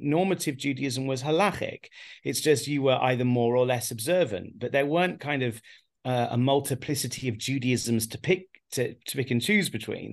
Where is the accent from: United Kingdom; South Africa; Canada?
United Kingdom; England; now in Haifa, Israel; born and raised in England